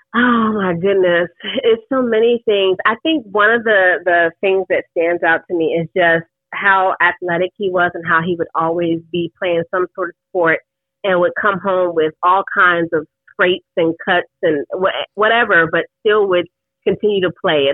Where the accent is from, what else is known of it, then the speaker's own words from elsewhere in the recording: New York, United States; moved away; I'm originally from New York